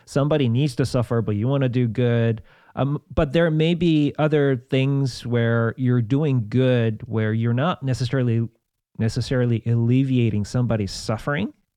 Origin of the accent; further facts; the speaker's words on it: South Korea; moved away; I grew up in South Korea with lots of Buddhism